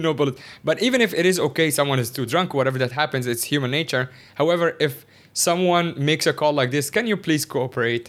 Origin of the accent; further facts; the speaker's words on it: Cairo, Cairo Governorate, Egypt; moved away as an adult; also born or lived in Shanghai, China / Northeast China; now in Hong Kong; my entire life, I grew up in Cairo is, like, the capital of Egypt